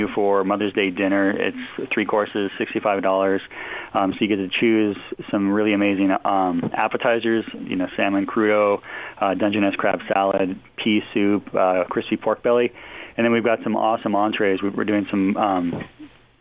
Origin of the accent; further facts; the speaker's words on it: Snoqualmie Valley, Washington, United States; also born or lived in Scottsdale, Arizona / Vail, Colorado; I grew up in the area. I grew up in the Snoqualmie Valley, so I have a lot of roots here in the Seattle, Puget Sound region